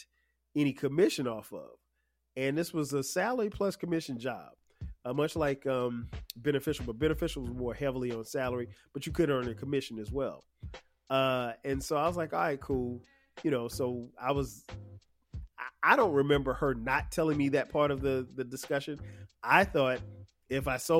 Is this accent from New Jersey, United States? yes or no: no; Florence, South Carolina, United States; I'm from Florence, South Carolina, which is about 2 hours from Charlotte